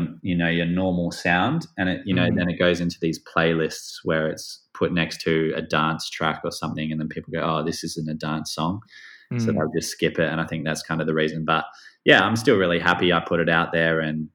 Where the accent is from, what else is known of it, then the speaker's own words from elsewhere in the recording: Perth, Western Australia, Australia; I grew up in Perth in Australia in a nice like outdoor environment, and I was very sporty.